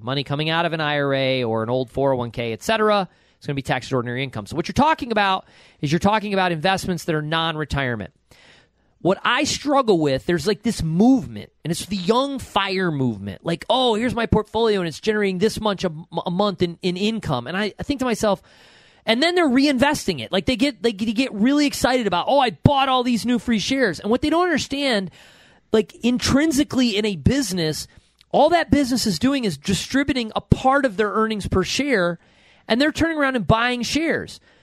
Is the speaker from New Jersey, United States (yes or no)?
no; Buffalo Rochester area, New York, United States; accent: Western New York; I'm from the Buffalo Rochester area